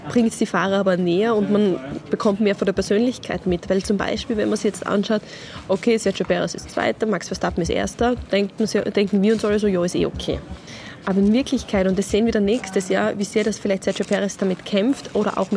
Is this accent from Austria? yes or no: yes; Austria; ist es aber, was den Sport betrifft, das größte Event, was man sich bei uns in Österreich vorstellen kann.